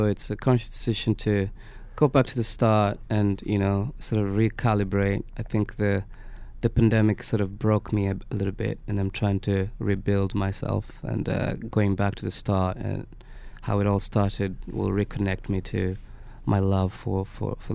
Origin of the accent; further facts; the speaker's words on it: Kenya; first language Swahili; English is a second language; Uh, Swahili.